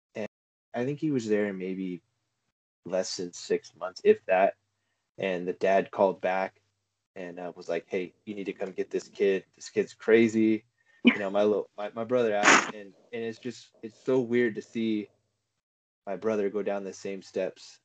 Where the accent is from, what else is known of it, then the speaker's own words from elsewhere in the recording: Prescott, Arizona, United States; I'm from Prescott